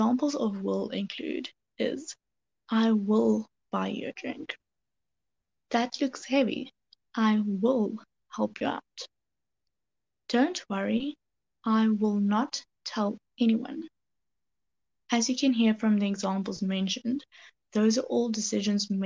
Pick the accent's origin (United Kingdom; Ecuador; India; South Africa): South Africa; I'm from South Africa